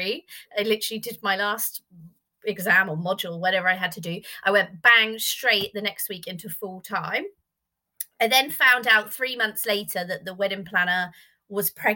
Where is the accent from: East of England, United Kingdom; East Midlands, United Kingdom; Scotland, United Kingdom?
East of England, United Kingdom; Norwich; moved away as an adult; also born or lived in Yorkshire / Birmingham; I'm from Norwich.